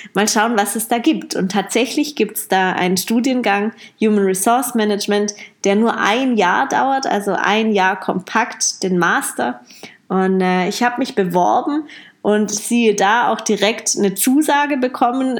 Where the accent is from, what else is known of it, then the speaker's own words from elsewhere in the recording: Heilbronn, Baden-Württemberg, Germany; moved away as an adult; also born or lived in Amsterdam; Heilbronn hier ist ja meine Heimat